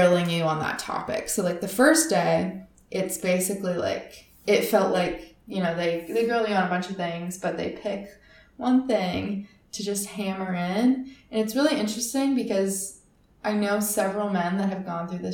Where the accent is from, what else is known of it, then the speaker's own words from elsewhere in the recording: Northern California, United States; I grew up in Northern California, so in the mountains